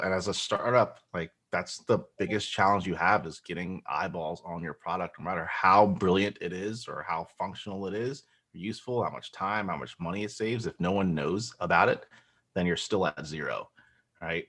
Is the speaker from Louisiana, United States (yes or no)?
no; Central New Jersey, United States; also born or lived in Nigeria; I was born in Nigeria. I grew up in New Jersey from, like, age one and a half until thirty-five. So, pretty much New Jersey boys, uh, Central Jersey